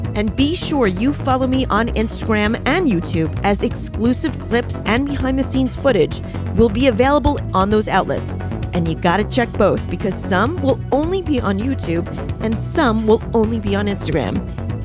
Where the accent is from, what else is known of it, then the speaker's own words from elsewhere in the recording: New York, United States; I'm a New Yorker